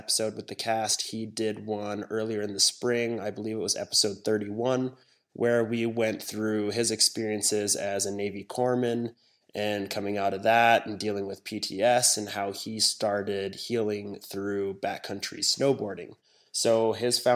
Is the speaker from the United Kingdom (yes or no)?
no; Hong Kong; moved away; also born or lived in Wyoming, United States; I was born in Hong Kong. I was raised there for years